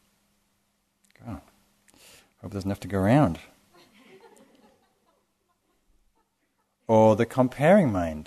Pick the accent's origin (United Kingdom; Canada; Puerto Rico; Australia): United Kingdom; England; now in United States; I grew up in England